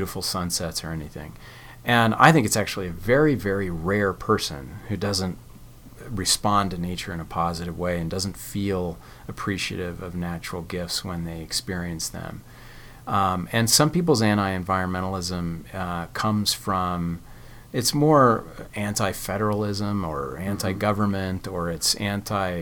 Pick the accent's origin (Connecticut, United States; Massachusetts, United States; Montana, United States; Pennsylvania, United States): Connecticut, United States; also born or lived in California; now in Provo, United States; I was raised in Connecticut